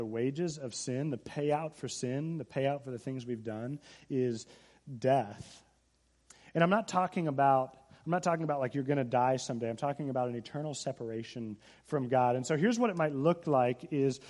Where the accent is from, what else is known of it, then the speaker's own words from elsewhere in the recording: Seattle, Washington, United States; I'm from Seattle area, and we got to look at Mount Rainier.